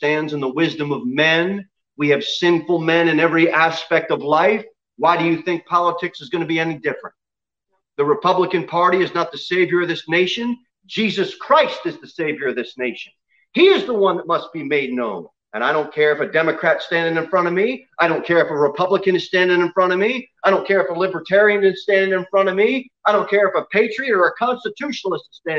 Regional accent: United States; now in Tennessee, United States; I was born in the United States

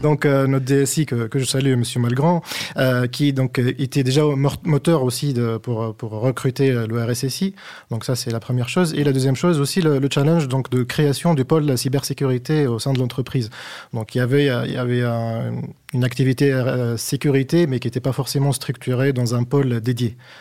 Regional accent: Tunis, Tunis Governorate, Tunisia; moved away as an adult; also born or lived in Niort, France; now in France; je suis passé de Tunis, la capitale, à, Agnor

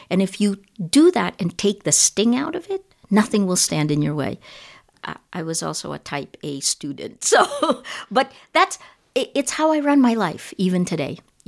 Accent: United States; So I'm Filipino-American. You know, it's funny, when I'm with Filipinos, I feel very American. And when I'm with Americans, I feel most Filipino.

